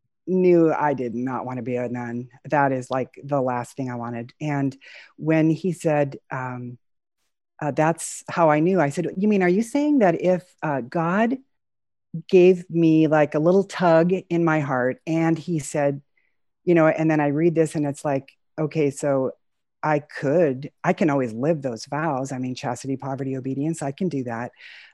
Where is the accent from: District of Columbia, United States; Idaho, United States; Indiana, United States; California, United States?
California, United States; Southern; now in Spokane, United States; I was born and raised in Southern California